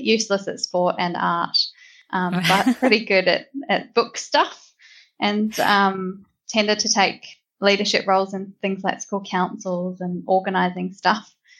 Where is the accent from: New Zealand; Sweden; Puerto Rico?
New Zealand; also born or lived in Dunedin, New Zealand; I grew up in New Zealand, born and bred